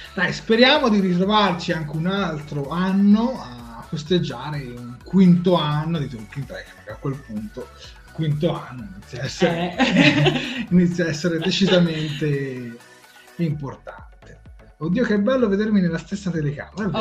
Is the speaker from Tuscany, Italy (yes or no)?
yes; Tuscany, Italy; noi siamo toscani